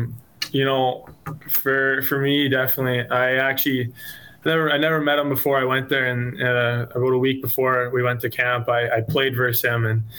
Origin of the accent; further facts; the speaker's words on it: Edmonton, Alberta, Canada; I mean, I'm from Edmonton, so I'll probably go to a few of those games if they're still playing when we're back